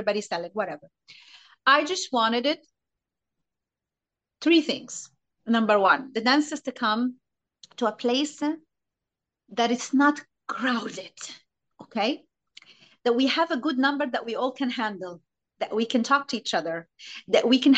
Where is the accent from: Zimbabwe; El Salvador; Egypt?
Egypt; English is a second language; the point of that Egyptian we learn completely differently than foreigner students or artists, right? We learn different.